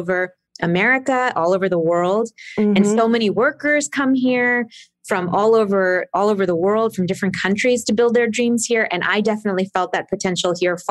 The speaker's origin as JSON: {"language": "English", "area": "outside of Boston", "region": "Massachusetts", "country": "United States", "tie": "born or raised there", "moved": "as an adult", "lives_now": "Los Angeles, United States", "said": "I grew up outside of Boston in a small town"}